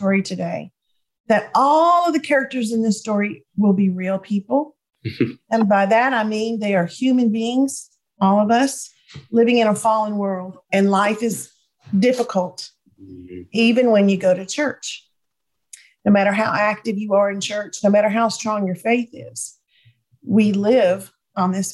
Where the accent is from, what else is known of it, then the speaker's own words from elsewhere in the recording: Jonesboro, Georgia, United States; also born or lived in Atlanta, Georgia; now in East Tennessee, United States; my husband and I live in East Tennessee, but I was born and raised in Atlanta, Georgia area